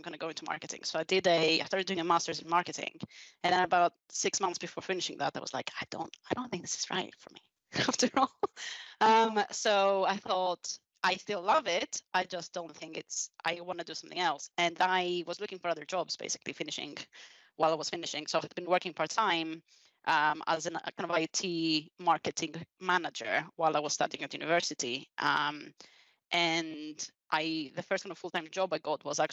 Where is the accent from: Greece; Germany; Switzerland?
Greece; moved away as an adult; also born or lived in London; now in Reading, United Kingdom; I'm from Greece originally